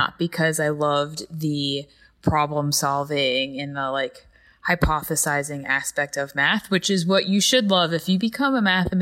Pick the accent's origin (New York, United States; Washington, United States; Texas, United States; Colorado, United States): New York, United States; Carmel; also born or lived in Patterson, New York; I grew up like an hour and a half north of New York City in a town called Carmel, New York.